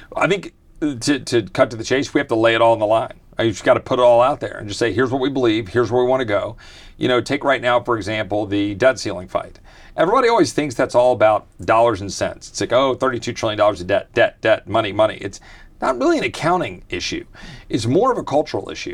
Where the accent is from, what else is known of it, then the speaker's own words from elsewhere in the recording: Virginia, United States; also born or lived in Texas; I was blessed to be a displaced Texan growing up in Virginia